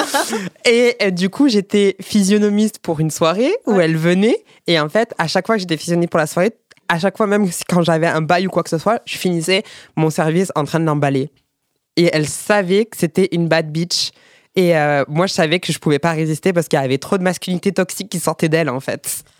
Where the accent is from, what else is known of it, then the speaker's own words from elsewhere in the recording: Perpignan, Occitania, France; je suis, de Perpignan